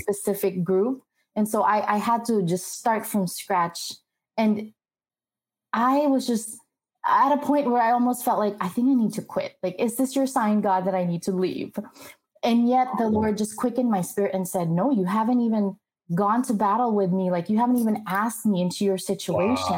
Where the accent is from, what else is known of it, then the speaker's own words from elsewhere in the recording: Philippines; moved away as an adult; also born or lived in Glendale, United States; now in United States; I was actually born and raised in the Philippines, went to an all girls Catholic college.